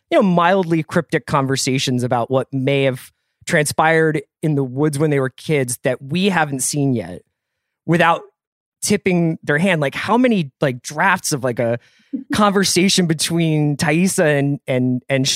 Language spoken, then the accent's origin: English; Philadelphia, Pennsylvania, United States; I'm from Philadelphia